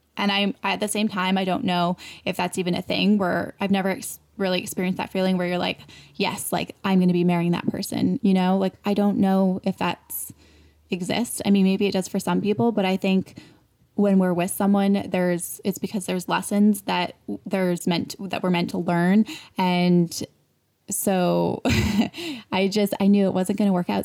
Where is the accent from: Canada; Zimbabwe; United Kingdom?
Canada; moved away as an adult; now in United States; I'm like from Canada, but I have dual citizen